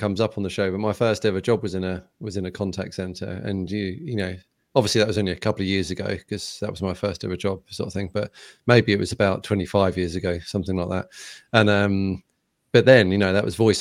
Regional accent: United Kingdom; I'm terribly British

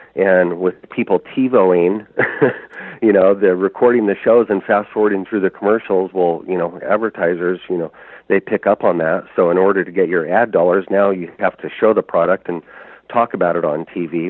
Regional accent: Oregon, United States; moved away as an adult; also born or lived in Arctic Alaska; I grew up trapping here in Oregon.

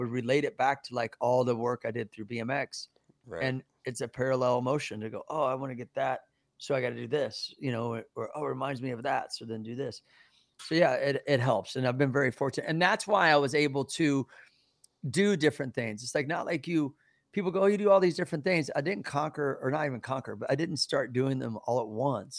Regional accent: Midwest, United States; things were a lot different back then, especially growing up in the Midwest.

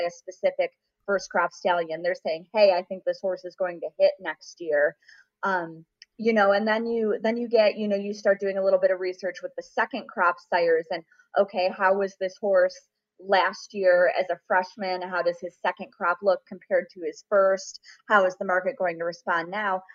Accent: Rochester, New York, United States; moved away as an adult; also born or lived in Saratoga, New York; now in Kentucky, United States; my hometown of Rochester, New York

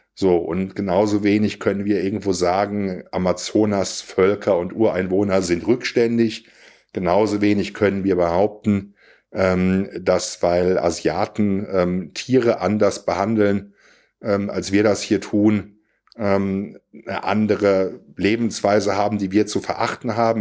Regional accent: Siegerland, North Rhine-Westphalia, Germany; ich komme aus dem Siegerland

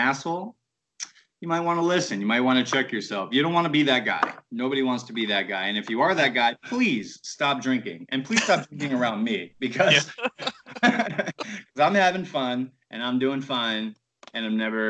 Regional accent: Baltimore, Maryland, United States; moved away; I'm from Baltimore

